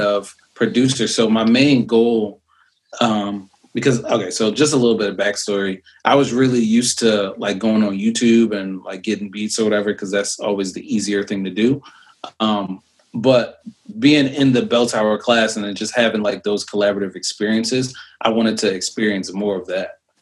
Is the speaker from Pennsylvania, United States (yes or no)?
no; New York City, New York, United States; moved away; also born or lived in Philadelphia; I lived in Brooklyn and mm. uh, Lil Kim actually used to live across